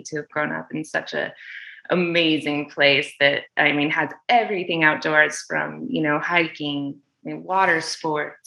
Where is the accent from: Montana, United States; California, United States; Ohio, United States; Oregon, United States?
Montana, United States; Kalispell; moved away as an adult; also born or lived in Albany, New York; now in Los Angeles, United States; northern Montana. It's called Kalispell.